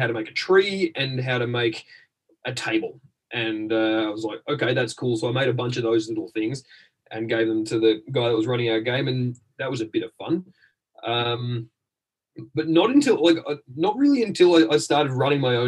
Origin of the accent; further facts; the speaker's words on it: Australia; moved away as an adult; now in London, United Kingdom; I'm from Australia, but I live in the United Kingdom.